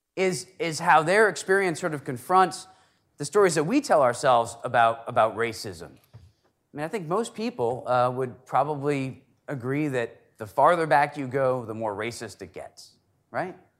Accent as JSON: {"language": "English", "town": "Stratford", "region": "Connecticut", "country": "United States", "tie": "born or raised there", "said": "my hometown, Stratford, Connecticut"}